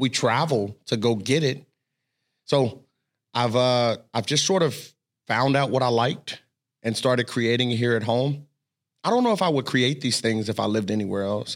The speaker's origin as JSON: {"language": "English", "town": "Cincinnati", "region": "Ohio", "country": "United States", "tie": "born or raised there", "said": "I grew up in Cincinnati"}